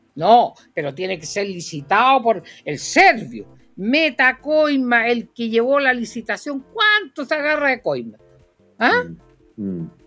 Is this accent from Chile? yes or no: yes; Puerto Montt, Los Lagos, Chile; nací en Puerto Montt, en el hospital regional de Puerto Montt